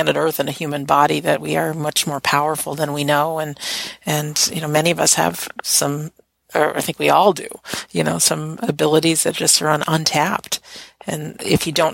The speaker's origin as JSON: {"language": "English", "country": "United States", "said": "I'm an American"}